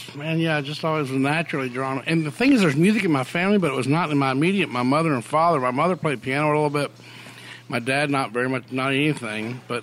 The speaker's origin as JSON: {"language": "English", "town": "Hattiesburg", "region": "Mississippi", "country": "United States", "tie": "born or raised there", "also_born_or_lived": "Selma, Alabama", "said": "I was born in Selma. I was in Hattiesburg by the time I was three or something."}